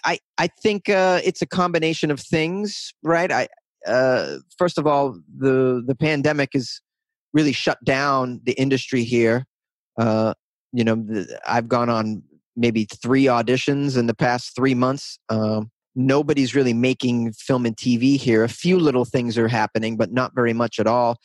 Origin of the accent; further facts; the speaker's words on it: north of Boston, Massachusetts, United States; accent: Boston; the town I grew up in was a little bit north of Boston